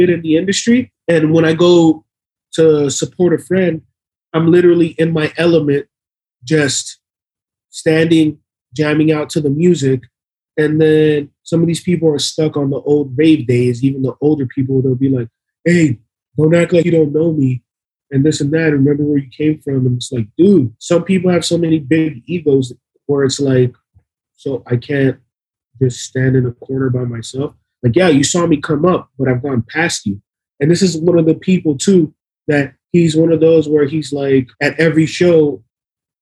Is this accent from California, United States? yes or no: no; Miami, Florida, United States; we're from Miami.